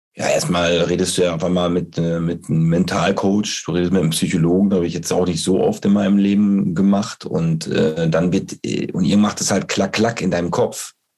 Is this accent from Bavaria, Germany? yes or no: no; Bocholt, North Rhine-Westphalia, Germany; ich komme aus Bocholt